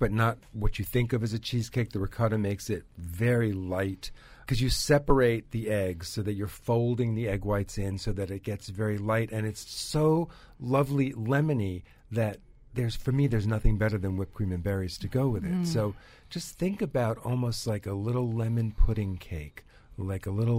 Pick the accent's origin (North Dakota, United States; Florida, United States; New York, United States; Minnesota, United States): New York, United States; I'm a New Yorker